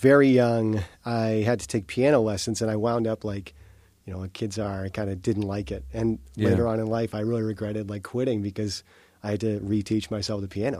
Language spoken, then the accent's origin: English; Massachusetts, United States; moved away as an adult; now in Florida, United States; I grew up in Massachusetts. Right. I recently moved to Florida in 2016.